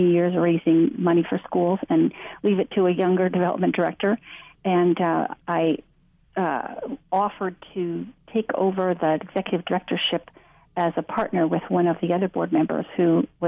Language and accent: English; Duluth, Minnesota, United States; moved away as an adult; now in California, United States; I grew up in Duluth, Minnesota